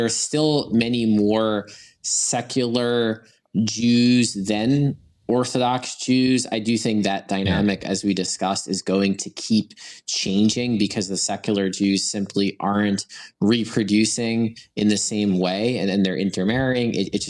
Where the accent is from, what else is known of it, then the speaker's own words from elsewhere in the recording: United States; My answer as an American is I'm loyal to America.